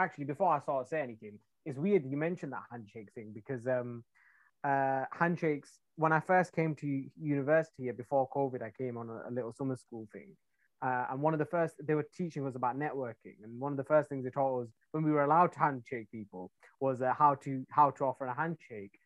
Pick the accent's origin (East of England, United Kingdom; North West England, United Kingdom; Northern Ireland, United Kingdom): North West England, United Kingdom; a town near Manchester; now in London, United Kingdom; I'm from England. I'm from a town near Manchester, which is like completely different